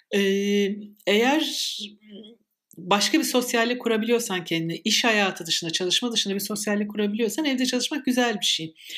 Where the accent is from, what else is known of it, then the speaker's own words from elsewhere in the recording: İzmir, Turkey; her İzmirli gibi